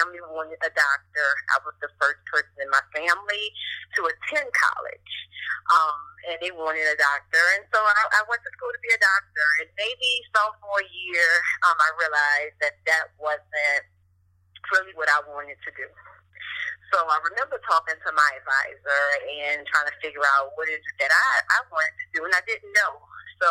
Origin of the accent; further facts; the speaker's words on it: New Orleans, Louisiana, United States; I am born and raised in New Orleans.